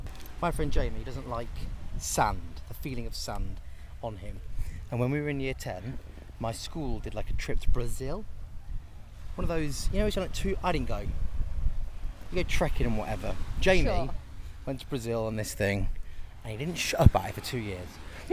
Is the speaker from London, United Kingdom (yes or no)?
no; Kettering, East Midlands, United Kingdom; And sort of Kettering's quite, obviously quite central.